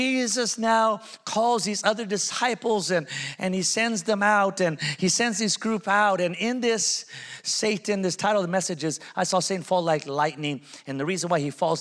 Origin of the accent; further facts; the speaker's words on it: Pico Rivera, California, United States; now in Las Vegas, United States; I'm from Pico Rivera